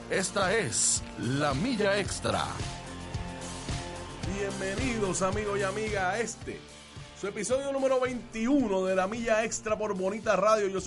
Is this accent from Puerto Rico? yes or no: yes; Vega Baja, Puerto Rico; Nosotros somos de Vega Baja. Así es que estamos cerca